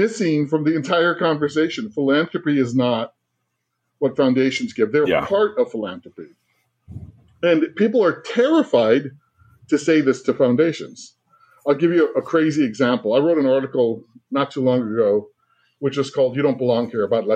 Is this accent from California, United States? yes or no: yes; California, United States; I'm a Chicano from California and a proud father